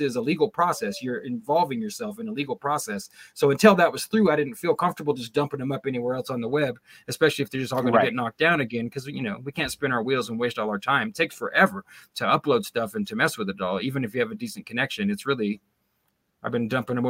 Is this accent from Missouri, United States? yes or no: no; Sacramento Valley, California, United States; moved away; I was raised in the Sacramento Valley, but we moved out of there a long, long time ago.